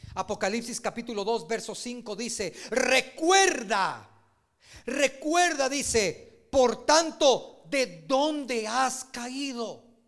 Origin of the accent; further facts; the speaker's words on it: Guatemala; uno como guatemalteco